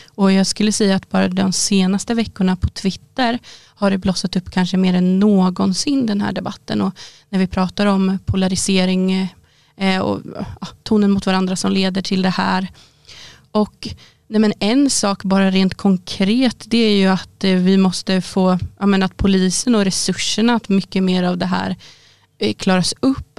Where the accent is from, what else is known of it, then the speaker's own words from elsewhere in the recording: Boxholm, Östergötland, Sweden; Där jag kommer ifrån i Boxholm